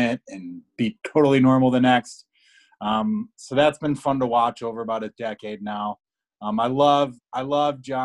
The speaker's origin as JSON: {"language": "English", "town": "Chicago", "region": "Illinois", "country": "United States", "accent": "Chicago", "said": "my Chicago accent"}